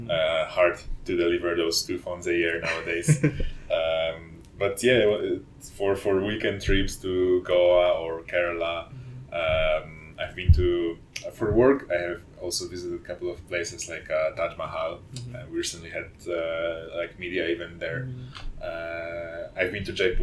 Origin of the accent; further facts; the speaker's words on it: Wrocław, Lower Silesian Voivodeship, Poland; English is a second language; moved away as an adult; also born or lived in China / Bangalore, India; now in Hyderabad, India; In my city in Wrocław